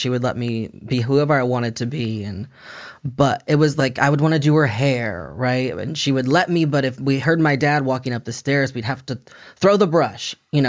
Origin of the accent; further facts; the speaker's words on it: Texas, United States; I'm from Texas.